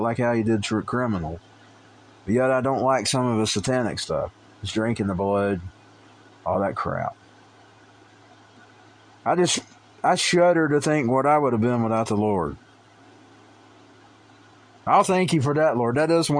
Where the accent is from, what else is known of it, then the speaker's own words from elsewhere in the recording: United States; as an American who believes in the Constitution